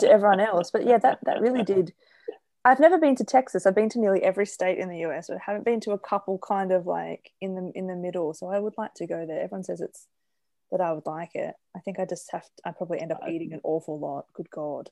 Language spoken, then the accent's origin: English; Australia; as an Australian